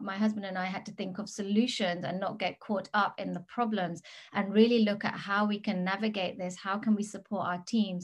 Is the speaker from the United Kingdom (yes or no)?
yes; England, United Kingdom; moved away as an adult; also born or lived in Gili Trawangan, Indonesia; now in Bali, Indonesia; I am British. I've been I was born in England